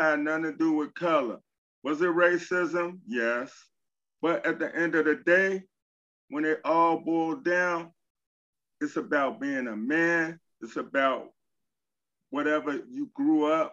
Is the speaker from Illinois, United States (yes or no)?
yes; Chicago, Illinois, United States; also born or lived in San Diego; I'm from Chicago